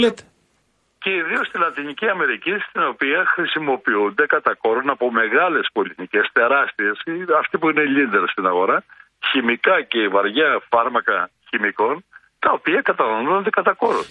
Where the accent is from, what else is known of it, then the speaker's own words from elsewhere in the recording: a village in Domokos municipality, Central Greece, Greece; στο χωριό το δικό μου